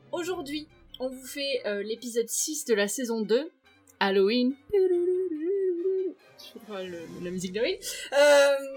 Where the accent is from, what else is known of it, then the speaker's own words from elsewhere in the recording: Pau, Nouvelle-Aquitaine, France; moved away; chez moi à Pau